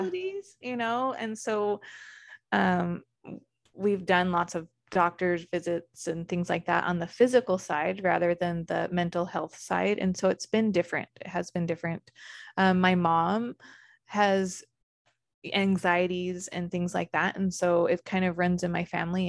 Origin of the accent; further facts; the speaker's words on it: Arizona, United States; I grew up in Arizona